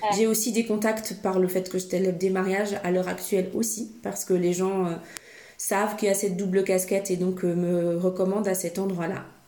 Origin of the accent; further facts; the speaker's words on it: Switzerland; je suis suissesse